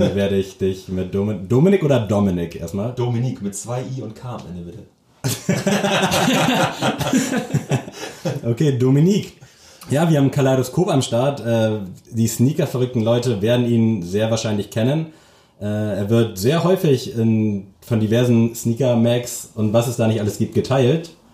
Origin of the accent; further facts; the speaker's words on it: Lockwisch, Mecklenburg-Vorpommern, Germany; now in Lübeck, Germany; ich komme tatsächlich aus Mecklenburg.